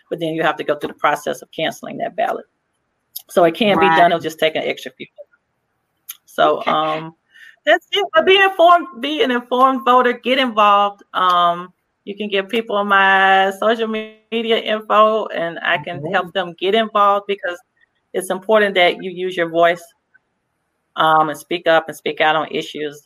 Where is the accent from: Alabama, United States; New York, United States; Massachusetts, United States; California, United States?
Alabama, United States; Mobile; moved away